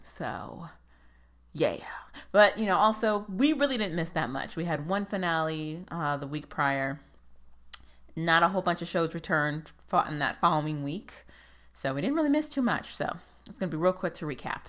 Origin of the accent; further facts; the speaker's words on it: United States; being an American